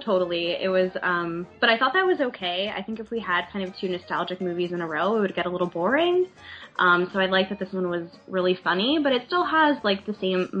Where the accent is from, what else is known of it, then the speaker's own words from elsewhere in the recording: New York, United States; I'm from New York